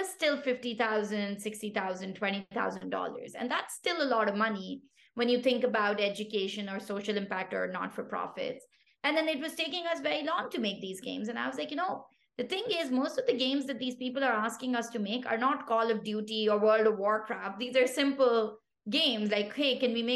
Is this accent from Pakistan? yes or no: yes; Pakistan; first language Pashto; English is a second language; moved away; I come from Pakistan originally